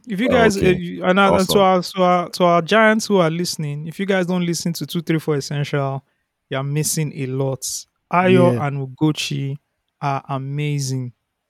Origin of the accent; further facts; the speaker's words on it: Nigeria; growing up in Ikwaja, right, it was very rural.